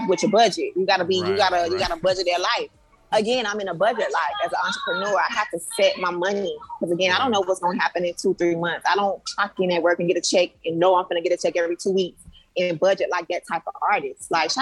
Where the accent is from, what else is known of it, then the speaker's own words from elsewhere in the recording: Miami, Florida, United States; I grew up in the inner city. I grew up in Liberty City.